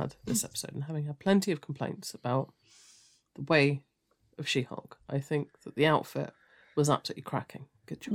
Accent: United Kingdom; we're all British

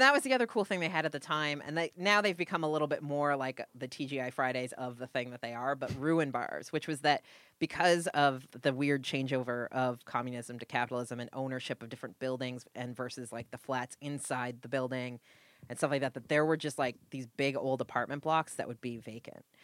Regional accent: New England, United States; now in Los Angeles, United States; I am Puritan from New England

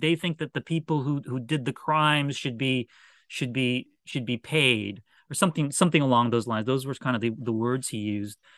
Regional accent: Washington, United States; I was a Washington Bullets fan because that was my hometown team

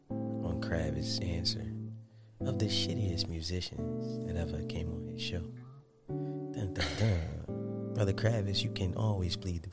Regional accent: Philadelphia, Pennsylvania, United States; I'm from Philly, man.

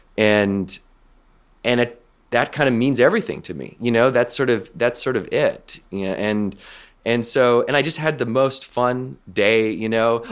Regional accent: west coast of Canada, Canada; where I grew up on the West Coast of Canada

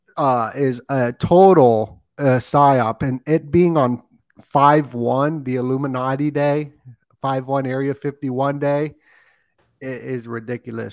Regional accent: Las Vegas, Nevada, United States; moved away; I grew up in Las Vegas, so, uh, I didn't stay there

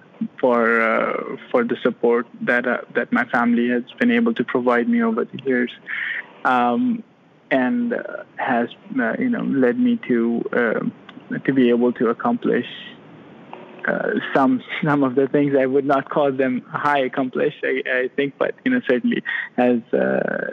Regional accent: Pakistan; moved away as an adult; now in Florida, United States; So I am originally from Pakistan. I completed all my education there, completed my medical college in Pakistan

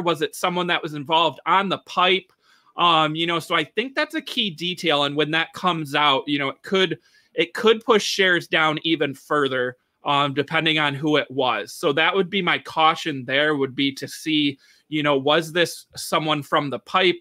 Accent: Michigan, United States; here in my home state of Michigan

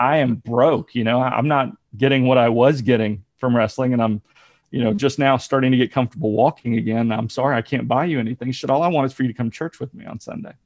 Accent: near Dayton, Ohio, United States; moved away; also born or lived in Alabama / Virginia; I was raised near Dayton, Ohio

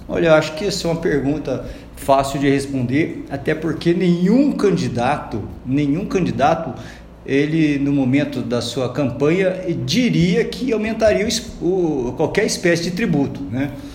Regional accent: Londrina, Paraná, Brazil; desde a minha infância aqui em Londrina

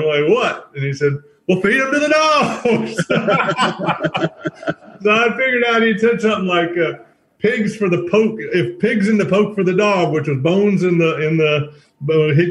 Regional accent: North Carolina, United States; growing up in the Smoky Mountains

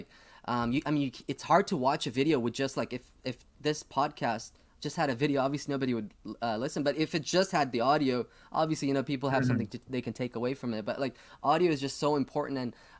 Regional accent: Toronto, Ontario, Canada; now in Thunder Bay, Canada; And so this is when I moved to Thunder Bay, where I'm currently at from Toronto.

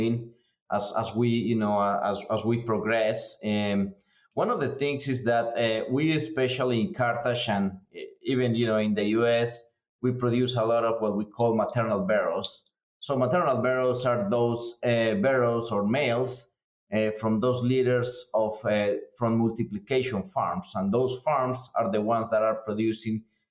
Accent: Colombia; moved away as an adult; now in United States; I'm originally from Colombia in South America. I've been here in the U.S. for several years now. Came here in 2010 to start a grad school

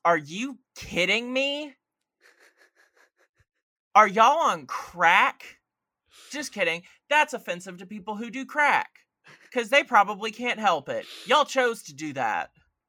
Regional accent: Georgia, United States; Like, I mean, I'm from Georgia. I could do that better.

